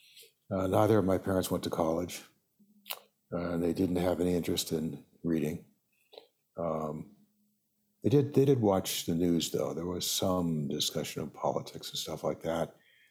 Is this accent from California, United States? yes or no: yes; Los Angeles, California, United States